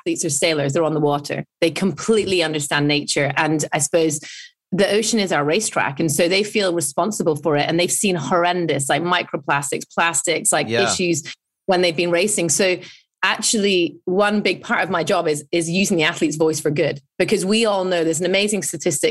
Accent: United Kingdom; I'm British

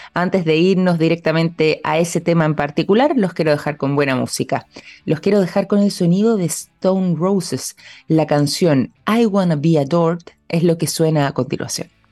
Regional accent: Chile; como chilenos

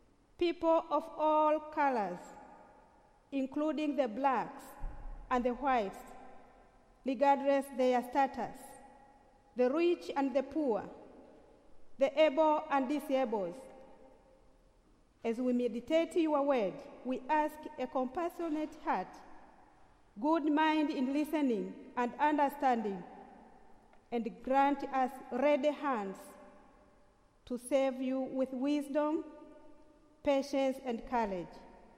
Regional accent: Tanzania; I am coming from Tanzania, ordained canon, the first woman principal of a theological college in Tanzania

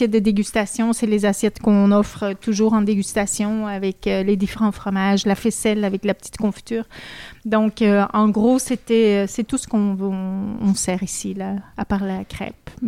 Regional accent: France; en tant que Française

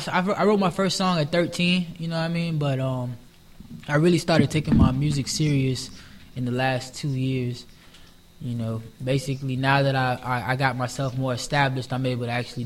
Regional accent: Palm Beach, Florida, United States; I'm from Palm Beach.

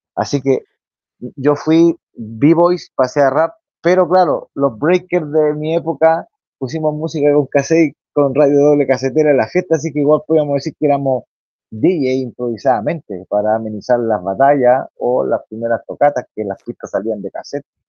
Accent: Santiago, Santiago Metropolitan Region, Chile; barrio donde yo me crié

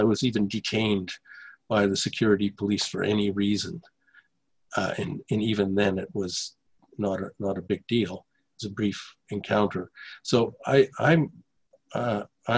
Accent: Canada; moved away as an adult; now in Russia; I grew up in Canada.

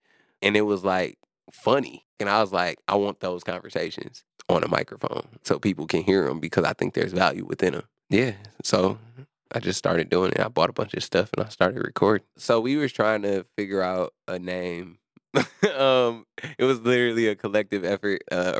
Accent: Milwaukee, Wisconsin, United States; I've been working within Milwaukee. Oh, I've been living here my whole life. I'm born and raised on the North Side, you know, 17th Keith.

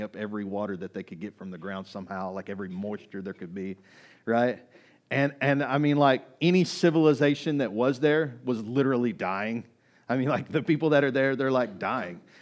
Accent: Kaufman, Texas, United States; I grew up in Kaufman, Texas

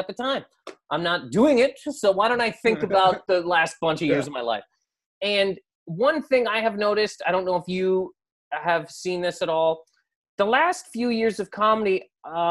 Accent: Canada; I'm from Canada.

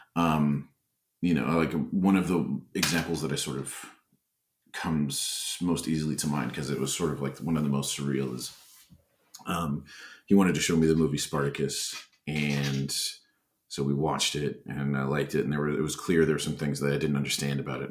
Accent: Bemidji, Minnesota, United States; moved away; I was born in Minneapolis, uh, but I uh, only lived there until I was about eight, and then we moved back up north to Bemidji

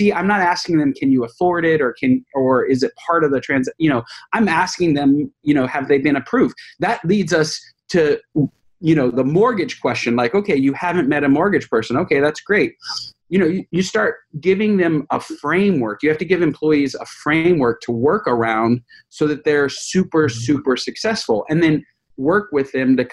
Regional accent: California, United States; I'm a Californian

